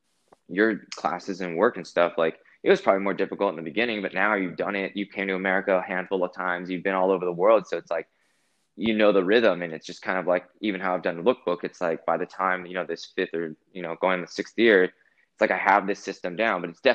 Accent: California, United States; now in Los Angeles, United States; I'm originally from Northern California. I moved to Los Angeles about 10 years ago.

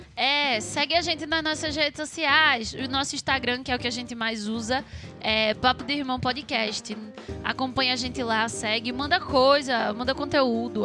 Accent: Brazil; eu sou brasileira

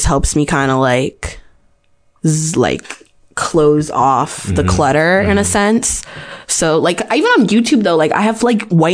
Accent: Maryland, United States

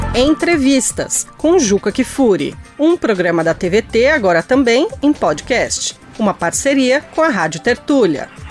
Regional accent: Brazil; as pessoas te perguntam de onde você vem e você fala é do Brasil

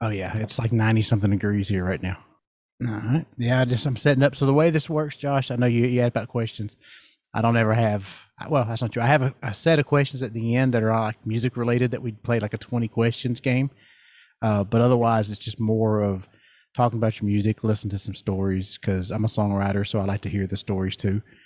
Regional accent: the South, United States; I'm from the South

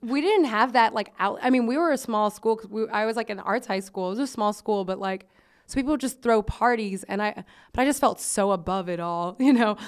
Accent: Miami, Florida, United States; I'm from Miami

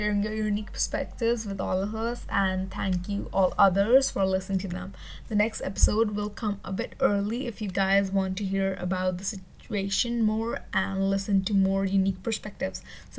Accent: Delhi, India; I'm from Delhi.

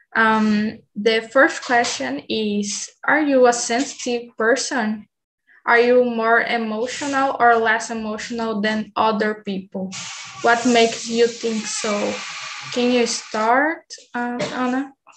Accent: Bahia, Brazil; English is a second language; I'm from Bahia.

